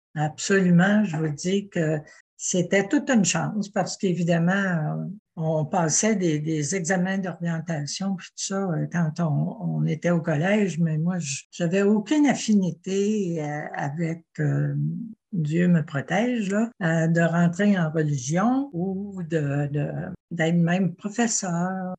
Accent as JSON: {"language": "French", "town": "Quebec City", "region": "Quebec", "country": "Canada", "tie": "born or raised there", "also_born_or_lived": "Ottawa / Le Bic, Quebec", "said": "j'ai grandi à Québec et ah. j'ai continué ma jeunesse à Québec"}